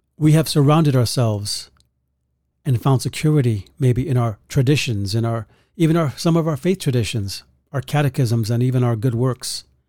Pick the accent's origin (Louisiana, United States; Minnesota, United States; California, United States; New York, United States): New York, United States; New York City; growing up in the Bronx